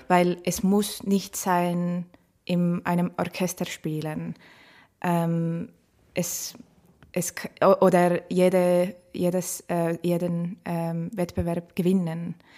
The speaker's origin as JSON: {"language": "German", "country": "Estonia", "second_language": "German", "moved": "as an adult", "lives_now": "Vienna, Austria", "said": "Ich, ich, komme aus Estland und ich bin äh, in Wien seit 2017 September."}